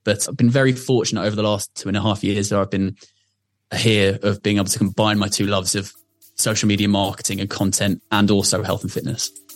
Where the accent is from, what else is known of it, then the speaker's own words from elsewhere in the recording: Surrey, South East England, United Kingdom; where I grew up in Surrey.